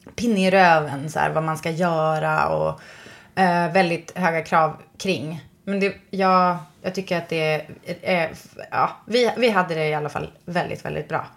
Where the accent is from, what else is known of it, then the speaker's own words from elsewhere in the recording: Västerbotten County, Sweden; jag kommer från Västerbotten